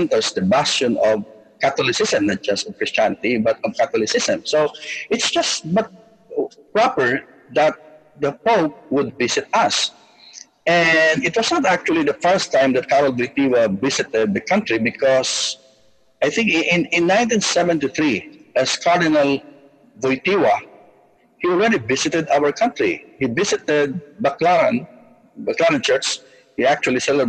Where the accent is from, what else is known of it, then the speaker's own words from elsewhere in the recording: Philippines; we are, as Filipinos, very, very devoted to Mama Mary